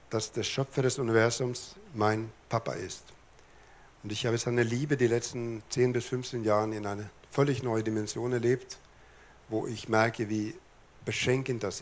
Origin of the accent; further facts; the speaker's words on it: Lapland, Sweden; born there; Ich bin oben in Lappland geboren. In Lappland spricht man nicht so viel, die haben die Sprache auf Energiesparmodus geschaltet.